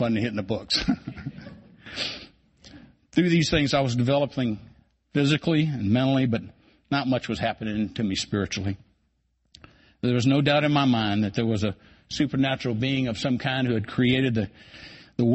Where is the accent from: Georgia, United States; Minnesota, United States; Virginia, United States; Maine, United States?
Virginia, United States; Culpeper County; I grew up here in Culpeper County, where I learned to work hard and play hard at everything that I ever did